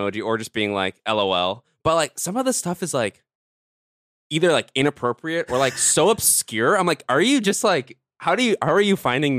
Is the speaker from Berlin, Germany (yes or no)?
no; Cologne, North Rhine-Westphalia, Germany; I'm from Cologne. It's not like super